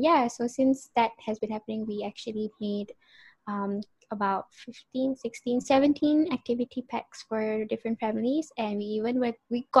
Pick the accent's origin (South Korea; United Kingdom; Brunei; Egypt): Brunei; also born or lived in Singapore / Malaysia; born in Singapore, raised in Brunei and Malaysian citizen